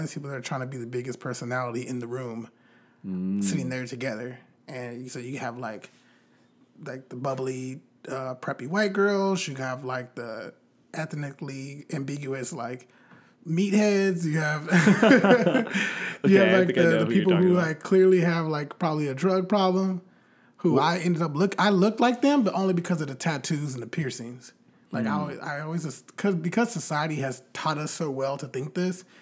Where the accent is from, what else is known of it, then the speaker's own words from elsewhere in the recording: Bakersfield, California, United States; also born or lived in Orange County, California; I'm like a student at an Orange County private university who's from Bakersfield, California, and black